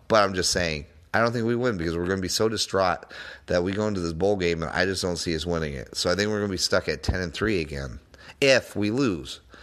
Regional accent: Denver, Colorado, United States; I was born and raised in Denver, Colorado

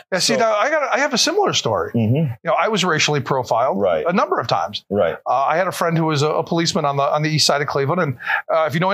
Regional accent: Panama; moved away; And I'm from Panama

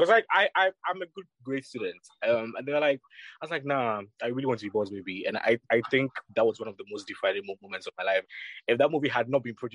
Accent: Accra, Greater Accra, Ghana; I grew up in Accra, but I grew up in La Paz, a place called La Paz

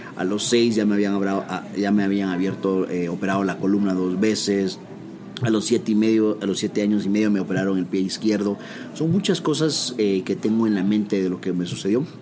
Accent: Guatemala; soy guatemalteco

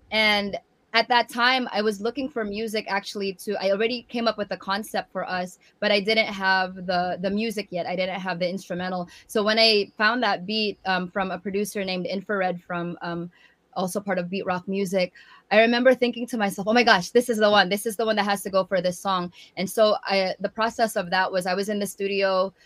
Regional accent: San Francisco Bay Area, California, United States; also born or lived in Tacloban, Philippines; before my family moved um, from tacloban to the san francisco bay area

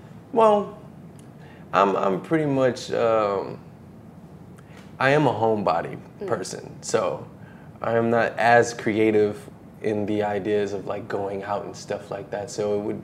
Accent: New Orleans, Louisiana, United States; I'm from New Orleans

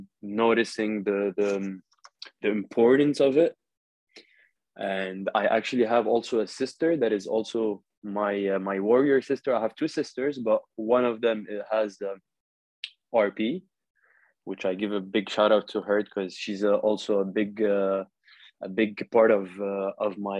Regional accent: Saudi Arabia; moved away as an adult; also born or lived in Lebanon (ancestry); now in Paris, France; I'm originally Lebanese, born and raised in Saudi Arabia, KSA.

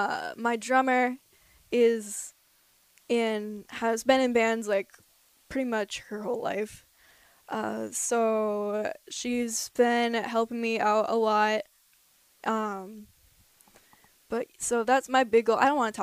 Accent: Minneapolis, Minnesota, United States; moved away; The Minnesotan just bringing it with me.

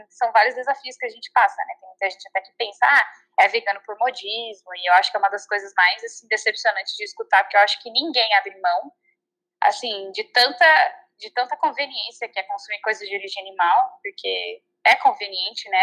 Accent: Santa Catarina, Brazil; now in United States; sou de Santa Catarina, no Brasil

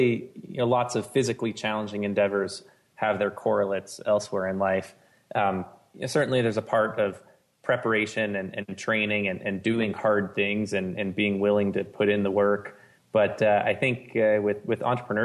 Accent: Southern California, United States; moved away as an adult; also born or lived in Provo, Utah; I grew up in Southern California in a family that loved backpacking.

